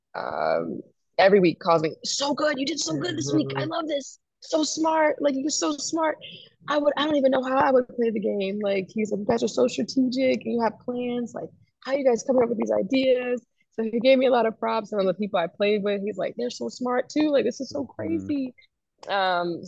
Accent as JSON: {"language": "English", "region": "New York", "country": "United States", "tie": "born or raised there", "said": "I grew up in New York with my mom"}